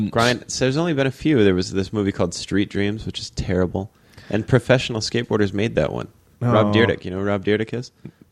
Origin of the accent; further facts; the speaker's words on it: Sioux Falls, South Dakota, United States; I grew up in Sioux Falls, South Dakota, man.